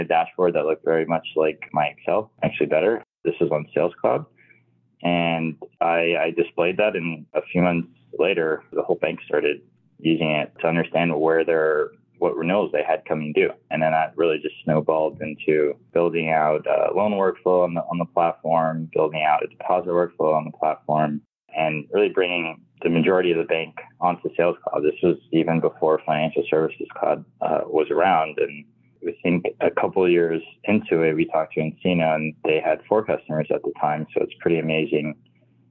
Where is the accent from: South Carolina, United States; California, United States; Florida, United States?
Florida, United States; Miami; I'm from Miami, Florida. Still here